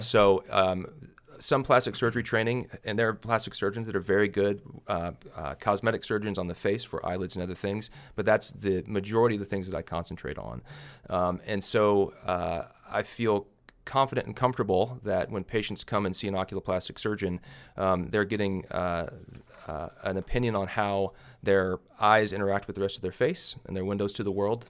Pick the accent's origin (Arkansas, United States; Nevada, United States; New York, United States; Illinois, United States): Arkansas, United States; Little Rock; now in Kansas, United States; I'm originally from Little Rock, Arkansas